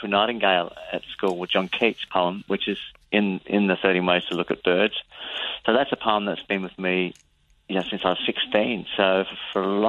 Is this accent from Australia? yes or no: yes; Adelaide, South Australia, Australia; We're both from Adelaide.